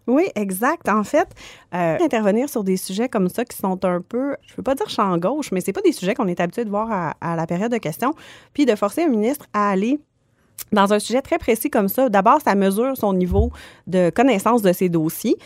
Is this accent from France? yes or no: no; Quebec, Canada; je suis originaire du Saguenay-Lac-Saint-Jean